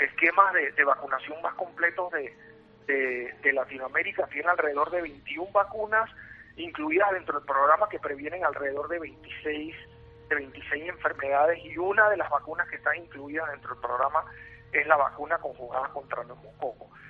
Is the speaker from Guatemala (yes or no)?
no; Panama; soy panameño y radico aquí en Panamá